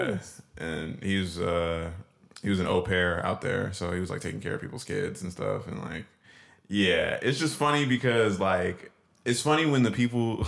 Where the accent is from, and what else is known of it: Washington, United States; moved away